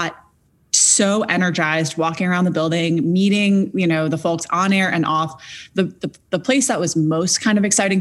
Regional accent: New York City, New York, United States; I grew up in New York City

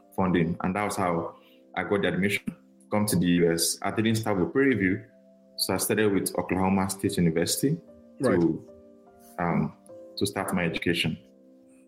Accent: Nigeria; moved away as an adult; now in United States; I'm very Nigerian. I'm very Nigerian.

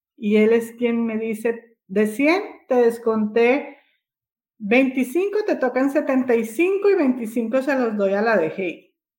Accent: Dominican Republic; al nivel de nosotros como República Dominicana o como país tercermundista

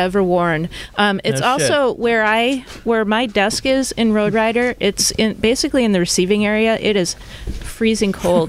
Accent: Midwest, United States; now in San Jose, United States; I'm from the Midwest.

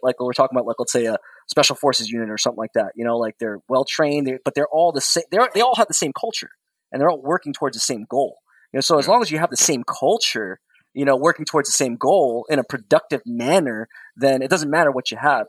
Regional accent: New York, United States; I'm a New Yorker through and through

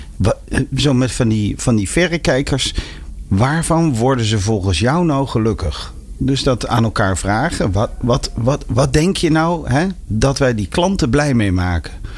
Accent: near Arnhem, Gelderland, Netherlands; ik kom uit de buurt van Arnhem

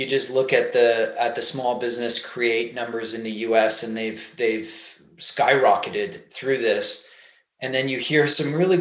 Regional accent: Canada; I'm Canadian

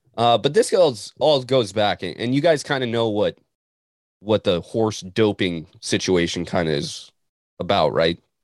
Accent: Montana, United States; moved away; a kid from Montana

